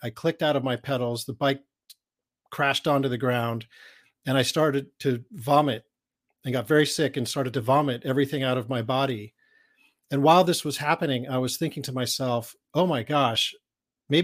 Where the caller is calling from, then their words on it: California, United States; I'm coming from Northern California in a place called Marin County, which is right over the Golden Gate Bridge from San Francisco.